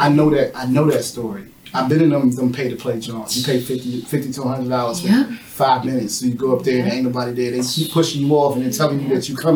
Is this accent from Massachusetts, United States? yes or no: no; Washington, District of Columbia, United States; moved away as an adult; now in Philadelphia, United States; I'm not from Philly. I'm born and raised in D.C.